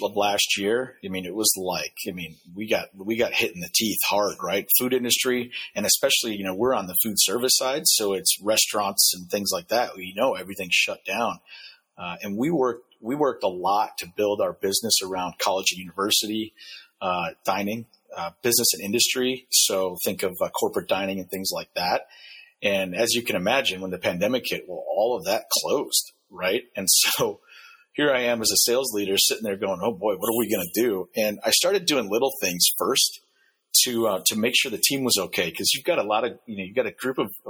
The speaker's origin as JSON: {"language": "English", "region": "Wisconsin", "country": "United States", "said": "I'm from Wisconsin"}